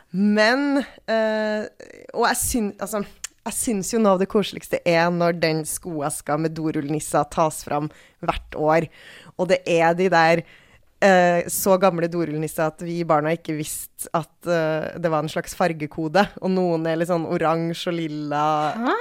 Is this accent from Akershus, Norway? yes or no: no; Trøndelag, Norway; moved away; der jeg kommer fra, som er et sted i uh, Trøndelag et sted